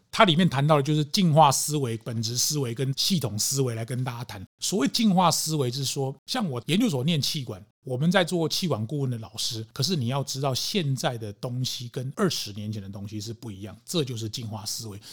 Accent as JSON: {"language": "Chinese", "country": "Taiwan", "said": "所以那才会靠一句我们台湾人年长者讲的说"}